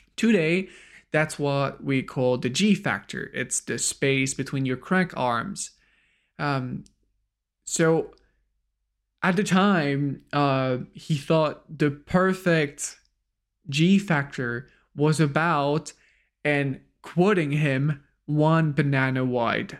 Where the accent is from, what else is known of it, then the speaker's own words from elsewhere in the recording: France; as a French